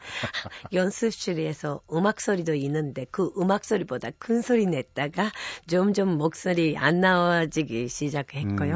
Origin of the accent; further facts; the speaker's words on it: Japan; Korean is a second language; moved away as an adult; now in South Korea; 제가 일본에서 태어나서 어, 대학교까지 학창 시절을 일본에서 보냈죠